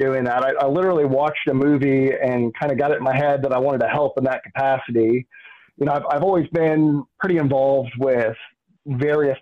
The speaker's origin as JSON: {"language": "English", "town": "Columbus", "region": "Indiana", "country": "United States", "tie": "born or raised there", "also_born_or_lived": "Illinois", "said": "I grew up here in Columbus. I wasn't necessarily born here. I was born in Illinois. Don't hold it against me, but moved here when I was two"}